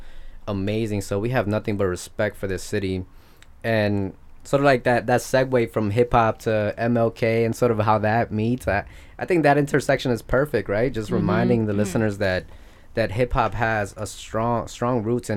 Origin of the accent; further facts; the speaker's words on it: New York City, New York, United States; moved away as an adult; now in Detroit, United States; I was raised in Spanish Harlem, El Barrio